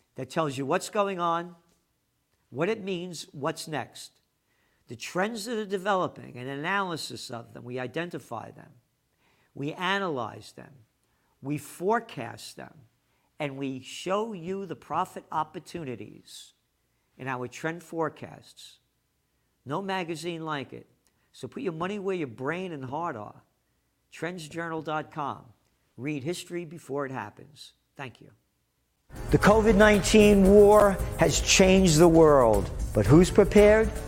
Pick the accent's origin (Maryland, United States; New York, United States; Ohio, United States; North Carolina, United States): New York, United States; New York City; I'm a Napolitano, born in the Bronx.